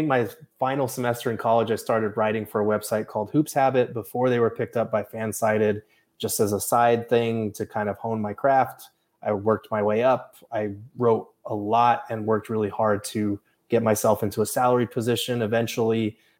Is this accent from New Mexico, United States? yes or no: yes; Albuquerque, New Mexico, United States; moved away as an adult; also born or lived in Tucson, Arizona / Phoenix area, Arizona; now in Phoenix, United States; We moved to Tucson for like 5 years, and then we moved back to Albuquerque because that's where both sides of my family are from. So I am pretty much born and raised Albuquerque. I came out here for college, went to ASU in 2009